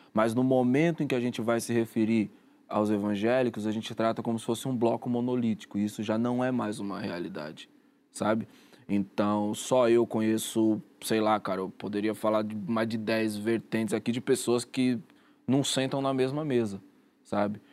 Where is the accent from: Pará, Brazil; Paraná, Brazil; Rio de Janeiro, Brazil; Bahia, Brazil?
Rio de Janeiro, Brazil; no lugar onde eu cresci